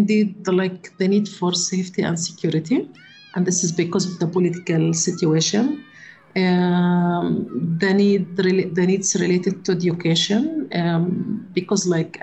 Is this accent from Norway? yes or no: no; Gaza, Gaza Strip, Palestine; also born or lived in United States; Yeah, I spent all my childhood in Gaza.